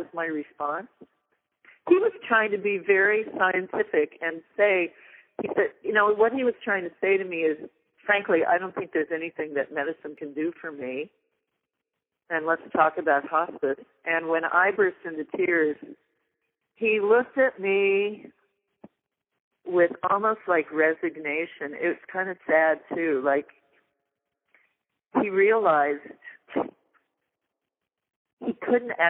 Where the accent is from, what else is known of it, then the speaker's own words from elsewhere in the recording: California, United States; moved away; also born or lived in Vermont; As a Californian